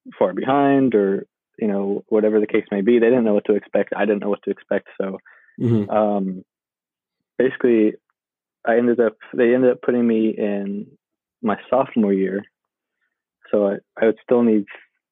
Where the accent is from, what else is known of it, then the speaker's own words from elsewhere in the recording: Sacramento, California, United States; I grew up in South Sacramento.